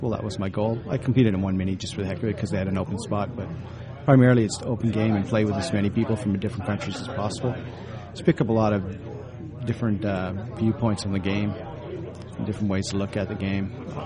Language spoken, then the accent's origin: English; Ontario, Canada; Well, that's and, where I live now, but yeah, uh, Ontario itself.